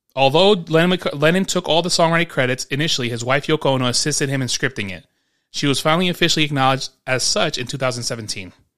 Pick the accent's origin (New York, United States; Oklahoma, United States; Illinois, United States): New York, United States; Growing up in New York